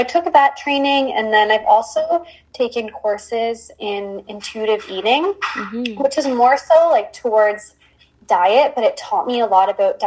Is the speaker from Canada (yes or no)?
yes; Windsor, Ontario, Canada; also born or lived in Waterloo / Peterborough; I was born and raised in Windsor, but I lived a few years in Waterloo and a year in Peterborough while I was in school.